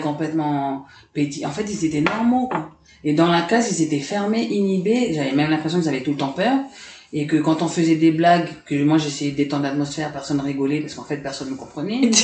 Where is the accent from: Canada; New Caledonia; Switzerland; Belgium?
New Caledonia; Dumbéa, South Province; also born or lived in Paris, France / Lifou, New Caledonia / Nouméa, New Caledonia; je suis restée là-bas 5-6 ans, en fait, le temps que les, événements s'arrêtent. Et on est rentré ici en 89